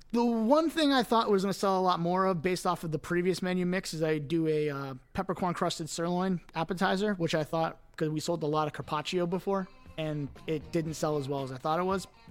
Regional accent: Cooper City, Florida, United States; moved away as an adult; also born or lived in Fort Lauderdale, Florida / New York; grew up in Cooper City

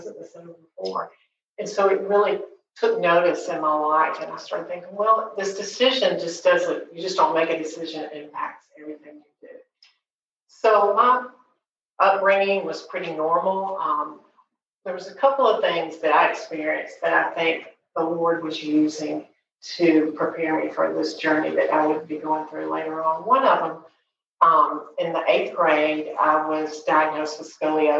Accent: Montgomery, Alabama, United States; I grew up in Montgomery

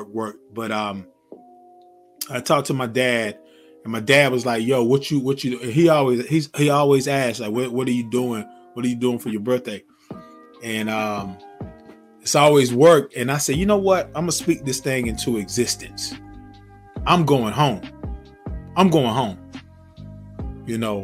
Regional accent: Zebulon, North Carolina, United States; moved away as an adult; now in Georgia, United States; my home state, my hometown, Zebulon, North Carolina

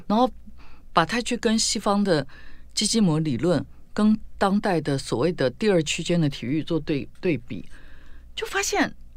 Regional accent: Tainan, Taiwan; 因为我们是台南人嘛

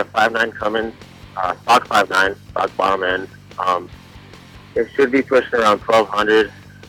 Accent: Las Cruces, New Mexico, United States; I'm from Las Cruces, New Mexico.

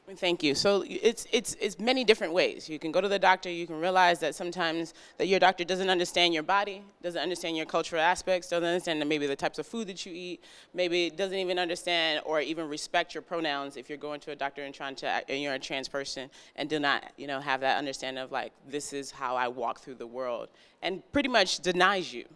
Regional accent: New York City, New York, United States; moved away; I'm originally from New York. I'm from Brooklyn, New York

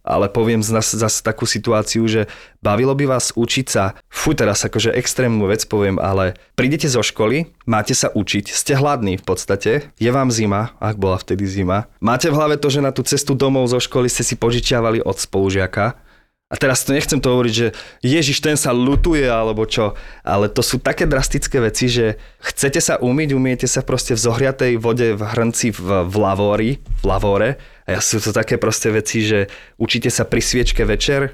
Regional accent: Zvolenská Slatina, Banská Bystrica Region, Slovakia; ja som zo Zvolenskej Slatiny, ani nie, že zo z mesta. Čiže Dedničan sa ocitol v hlavnom meste

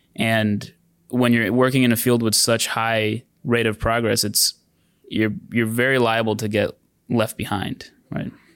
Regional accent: San Diego, California, United States; now in Bay Area, United States; I grew up in San Diego

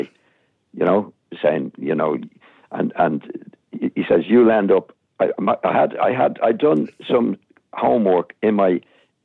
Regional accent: Dublin, Leinster, Ireland; accent: broad Dublin; moved away as an adult; also born or lived in Manchester / Leeds / Birmingham; I had my broad Dublin accent

